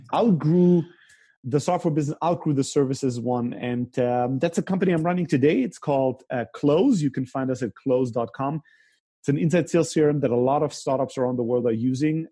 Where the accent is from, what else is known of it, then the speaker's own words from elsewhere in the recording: Stuttgart, Baden-Württemberg, Germany; also born or lived in Greece; I grew up even in the most conservative part of Germany, the most German part of Germany, which is Stuttgart